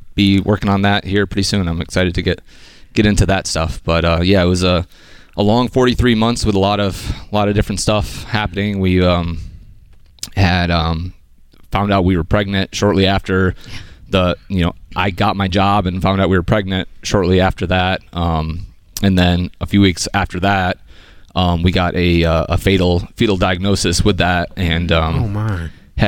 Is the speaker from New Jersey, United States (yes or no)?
no; Syracuse, New York, United States; Syracuse, New York area